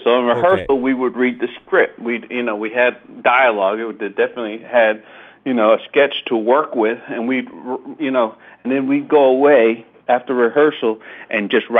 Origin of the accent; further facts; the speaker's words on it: New York City, New York, United States; also born or lived in Harlem; me and Keenan, we grew up in New York in you know, like near the West Village